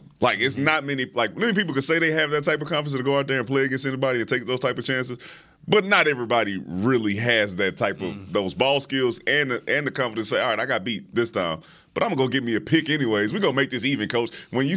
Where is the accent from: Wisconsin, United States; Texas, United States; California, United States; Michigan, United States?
Texas, United States; Houston; I'm from Houston